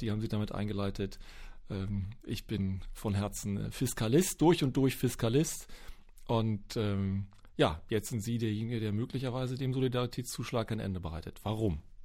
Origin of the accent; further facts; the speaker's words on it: Berlin, Germany; Ich als Berliner